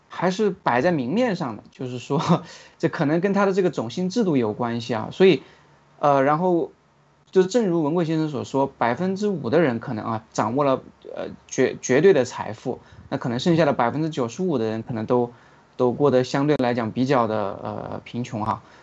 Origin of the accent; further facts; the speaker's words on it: China; 像我们中国人一出去